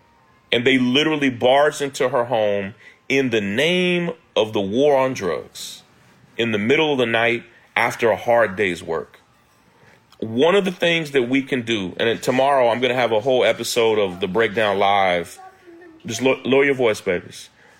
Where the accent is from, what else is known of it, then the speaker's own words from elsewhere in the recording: Kentucky, United States; I'm from Kentucky, born and raised in Kentucky.